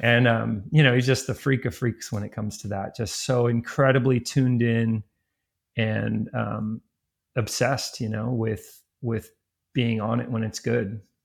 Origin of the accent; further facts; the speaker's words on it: Ojai, California, United States; also born or lived in Hawaii / Ventura, California; I live in my hometown, which is Ojai, California